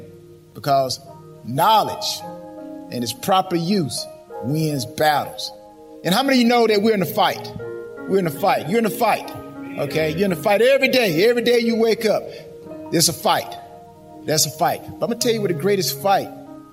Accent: LaGrange, Georgia, United States; I'm from LaGrange, Georgia. So I'm a Georgia native. Georgia native. Yes. Homegrown, as they say

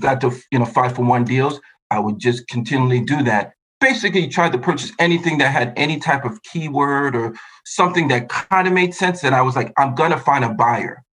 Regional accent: New York, United States; also born or lived in Buffalo / Mexico; I was born and raised in New York, went to school in Buffalo

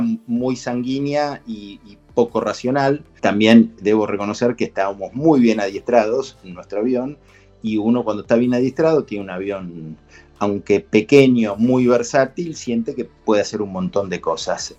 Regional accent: Argentina

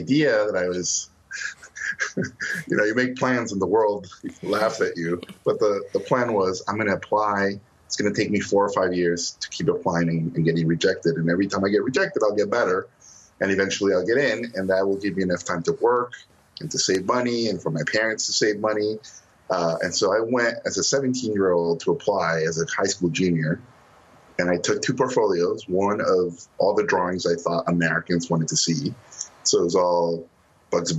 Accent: Mexico City, Mexico; moved away; I was born in Mexico City

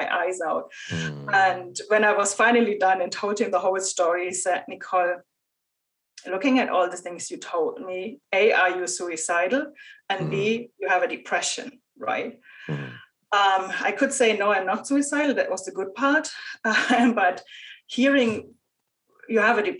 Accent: Germany; moved away as an adult; also born or lived in Ireland / Argentina / United States; I moved from Germany to Ireland, to Argentina, to the US.

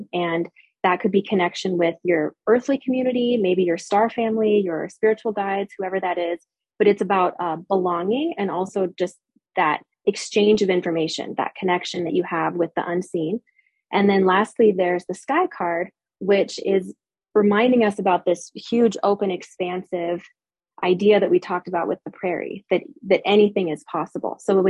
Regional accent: Midwest, United States; also born or lived in Utah; I was born in Utah. My parents were many generations of Mormons. They left the church when I was 8. And so we had this huge schism in our family. We moved far away to Wisconsin. So I grew up all over the Midwest.

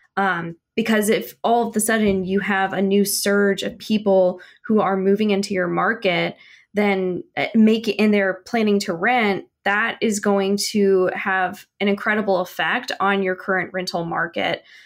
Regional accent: Midwest, United States; now in Kansas City, United States; I'm from the Midwest

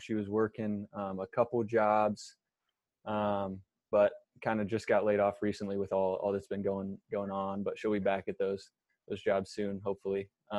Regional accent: Marysville, Ohio, United States; also born or lived in Mount Vernon, Ohio; I grew up in Marysville, went to Marysville Church of the Nazarene since I can remember, through both Pastor Paul's, and I went to Marysville High School

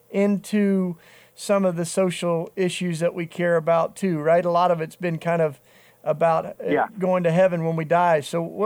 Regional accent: Tennessee, United States; I grew up, John, I grew up in the Bible Belt down in Tennessee

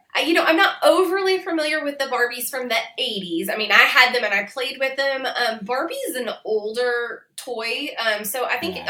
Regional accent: Indiana or Kentucky, Midwest, United States; moved away as an adult; I grew up in the Midwest, kind of on the border of the South

